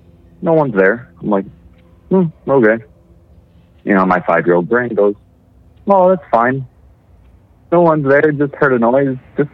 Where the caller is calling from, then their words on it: Arizona, United States; from Arizona.